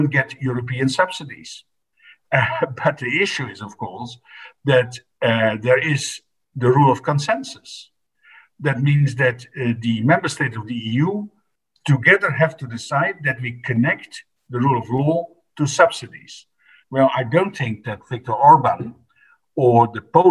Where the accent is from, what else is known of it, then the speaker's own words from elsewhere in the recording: Netherlands; I come from the Netherlands, and I can say that we are an old established democracy